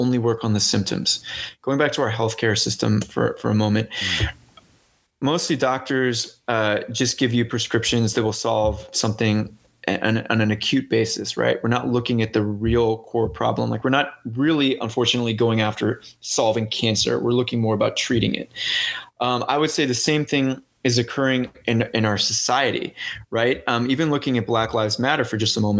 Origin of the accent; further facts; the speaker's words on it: St. Louis, Missouri, United States; moved away; I'm from St. Louis